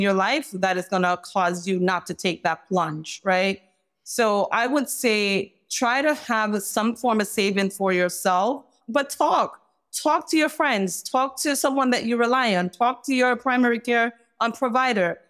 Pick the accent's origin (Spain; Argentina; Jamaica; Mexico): Jamaica; moved away; I'm from Jamaica